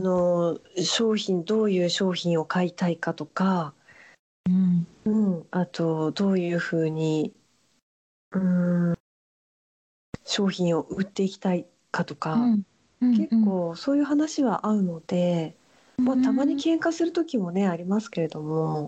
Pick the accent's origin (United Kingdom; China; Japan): Japan; Fukui; moved away as an adult; also born or lived in Niigata; now in Paris, France; 生まれは新潟で育ったのは福井ですね